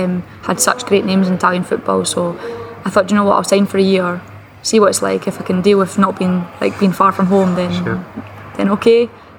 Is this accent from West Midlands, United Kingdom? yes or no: no; Perth, Scotland, United Kingdom; No, it was difficult. I mean, all I ever knew was to play with the boys. I didn't know other girls that played football.